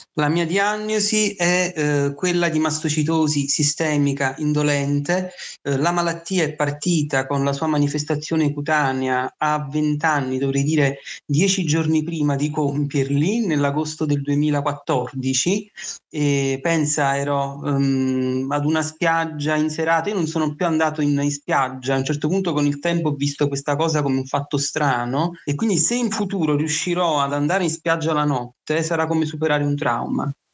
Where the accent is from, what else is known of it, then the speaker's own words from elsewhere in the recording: Naples, Campania, Italy; vengo da Napoli